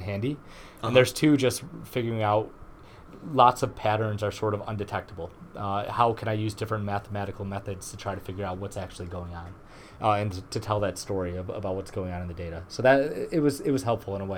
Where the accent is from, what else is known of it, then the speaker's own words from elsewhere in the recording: Garden City, Michigan, United States; I'm a Michigan native. I grew up in Garden City, Michigan.